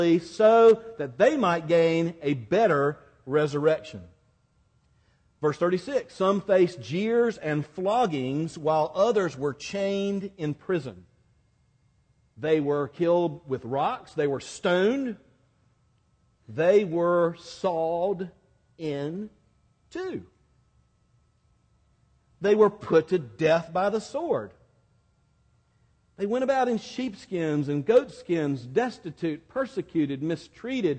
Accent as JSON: {"language": "English", "town": "Quincy", "region": "Florida", "country": "United States", "tie": "born or raised there", "accent": "more from Georgia than Miami", "moved": "yes", "said": "I grew up in Quincy, Florida, near Tallahassee"}